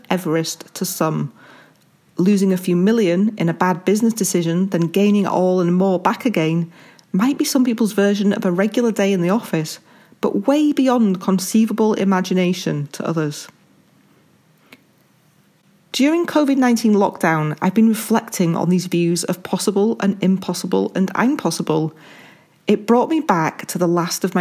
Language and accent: English; Halifax, Yorkshire and the Humber, United Kingdom; I was born in the West Yorkshire town of Halifax, England